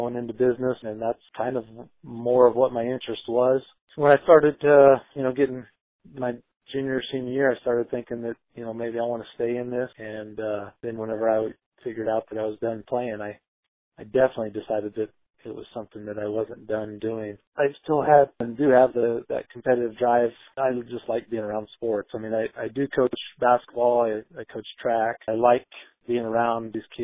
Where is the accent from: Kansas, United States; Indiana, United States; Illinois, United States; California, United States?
Kansas, United States; moved away; also born or lived in Iowa; I'm probably thought of as an Iowan, even though I'm from Kansas